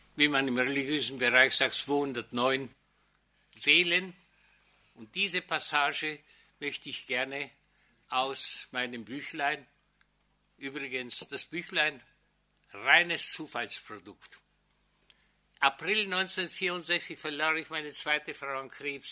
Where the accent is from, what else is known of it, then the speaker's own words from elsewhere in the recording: Nový Jičín, Moravian-Silesian Region, Czechia; moved away as an adult; Meine Heimatstadt Neutitschein